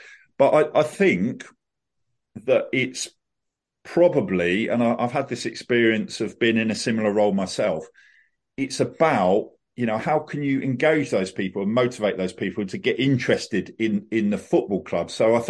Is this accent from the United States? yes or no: no; Reading, South East England, United Kingdom; So I was born in Reading. I grew up in the Reading area, went to Reading College